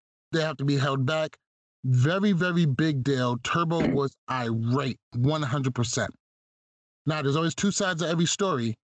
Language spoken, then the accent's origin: English; Roosevelt, New York, United States; Now I'm from Roosevelt, New York.